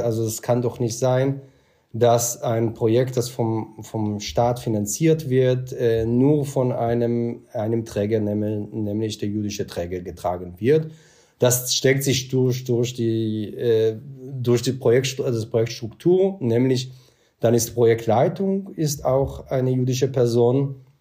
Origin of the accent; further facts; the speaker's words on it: Israel; German is a second language; moved away as an adult; now in Germany; ich bin im Kibbutz auch aufgewachsen